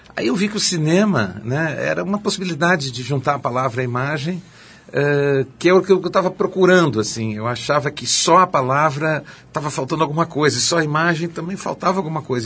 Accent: Porto Alegre, Rio Grande do Sul, Brazil; Porto Alegre, eu, eu, eu gosto muito, eu, eu nasci a 300 metros de onde eu moro

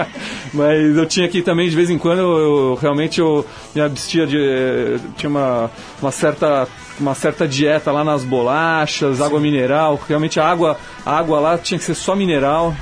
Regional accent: Brazil; also born or lived in Alaska, United States

